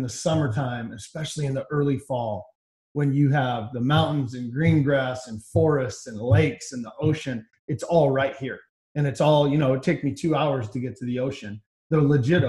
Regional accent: Washington, United States

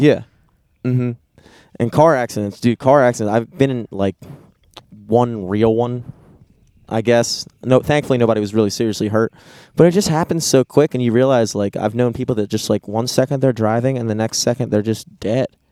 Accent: United States; growing up in America

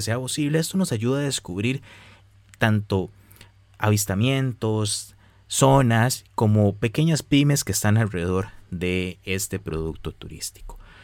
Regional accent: Costa Rica; los costarricenses podemos apoyar más a nuestro turismo

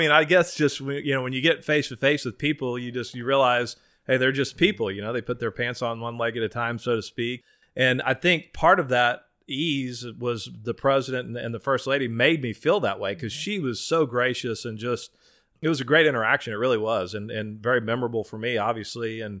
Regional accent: Austin, Texas, United States; also born or lived in Waco, Texas / New Braunfels, Texas; I was born in Waco, lived there till I was about six years old. Then we moved to Austin, south southwest Austin. Grew up, played at Oak Hill Little League.

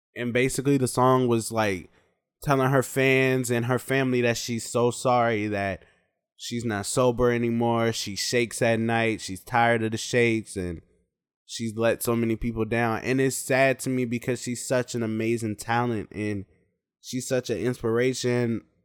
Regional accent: Charlotte, North Carolina, United States; also born or lived in Pittsburgh, Pennsylvania; I'm from Pittsburgh, Pennsylvania, but I grew up in Charlotte, North Carolina.

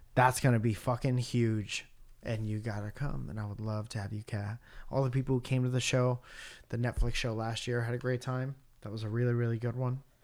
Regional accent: near Bridgeport, Connecticut, United States; moved away; my hometown in Bridgeport, Connecticut

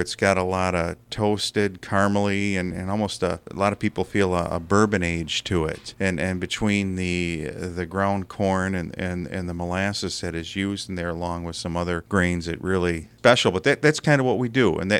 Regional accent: Wisconsin, United States; I grew up just outside of Beloit, about 10 minutes outside of Beloit in a small town. Around the mid-80s, I moved to Beloit

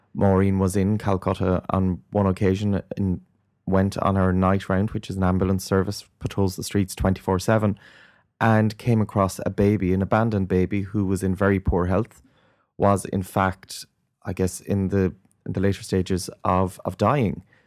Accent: Ireland; I grew up in Ireland in the nineteen eighties

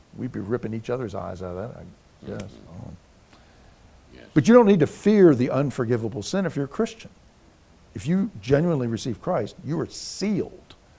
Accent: United States; I grew up in the Virginia, Maryland, D.C. area

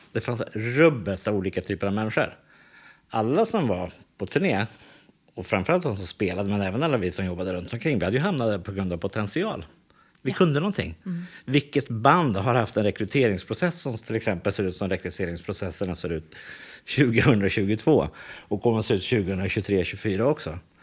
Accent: Täby, Stockholm County, Sweden; jag växte upp i Täby

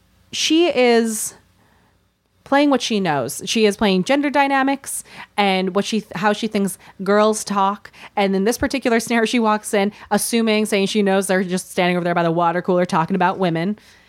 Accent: Minnesota, United States; I grew up in the prairie in Minnesota, and I knew Jewish people and Mormon peop

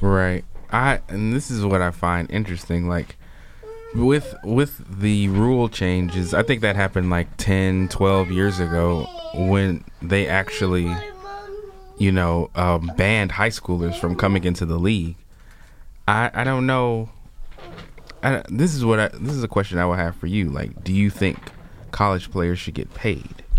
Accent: Chicago, Illinois, United States; I grew up in Chicago

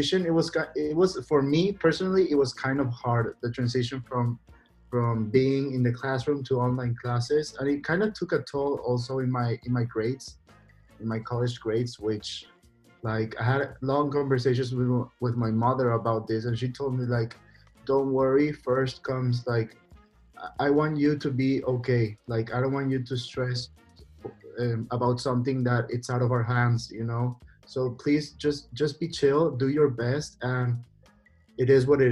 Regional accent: Paraguay; I'm from Paraguay

